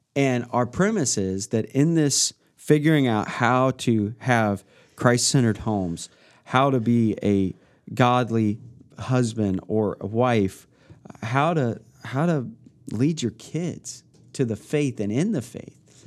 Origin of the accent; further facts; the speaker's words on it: Midwest, United States; growing up in the Midwest, there's a change of seasons